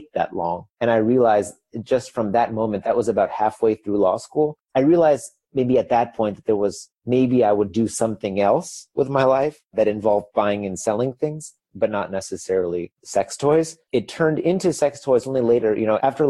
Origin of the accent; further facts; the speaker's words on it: Chicago, Illinois, United States; moved away as an adult; also born or lived in Beijing, China; now in Berlin, Germany; I'm originally from Chicago, but I just lived 10 years in Beijing. And that last year, now I moved here to Berlin, Germany